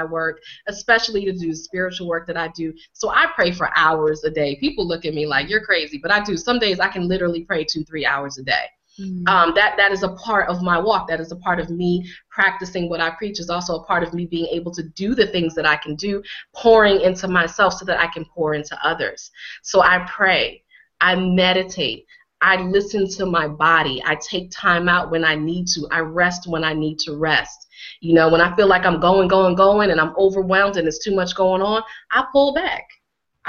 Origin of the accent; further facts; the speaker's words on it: Connecticut, United States; here I am a black girl, and I grew up in Connecticut